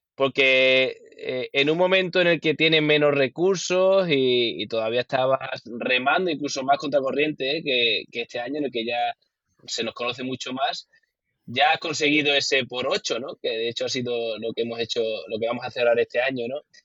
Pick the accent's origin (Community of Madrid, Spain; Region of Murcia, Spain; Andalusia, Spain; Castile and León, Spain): Andalusia, Spain; Huelva; soy de Huelva